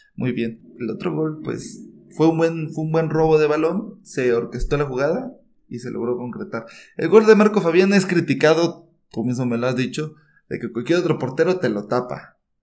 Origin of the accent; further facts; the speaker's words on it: San Cristóbal de las Casas, Chiapas, Mexico; now in Mexico City, Mexico; radico en la Ciudad de México, soy de San Cristóbal de las Casas Chiapas